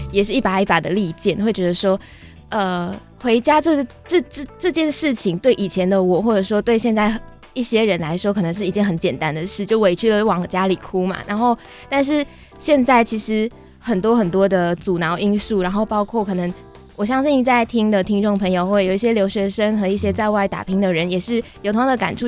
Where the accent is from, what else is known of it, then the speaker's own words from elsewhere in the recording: Malaysia; moved away as an adult; now in Taiwan; 因为我马来西亚来念书，我从马来西亚来念书嘛，然后高中过后 就决定要出国念书